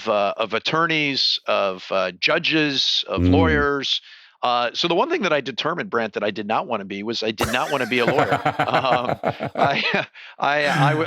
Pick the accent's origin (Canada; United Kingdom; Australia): Canada; Toronto, Ontario; moved away as an adult; now in California, United States; So I grew up in Toronto, downtown Toronto.